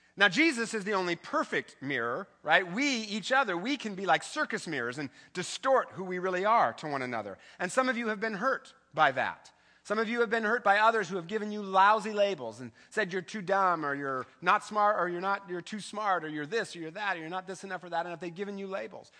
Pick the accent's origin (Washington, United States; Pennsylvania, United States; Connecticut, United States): Washington, United States; Eastern; I grew up in the Eastern Washington